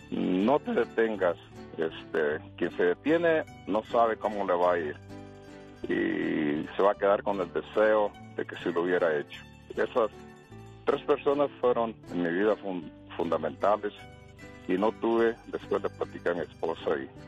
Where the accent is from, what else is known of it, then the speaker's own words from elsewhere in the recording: Apatzingán, Michoacán, Mexico; now in California, United States; Yo me crié en ah, el estado de Michoacán, en Apaxingán, mi papá y mi mamá de Morelia.